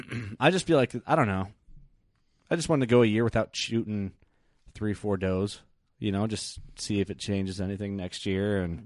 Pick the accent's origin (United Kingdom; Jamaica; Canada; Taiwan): Canada; Like we're Canadian.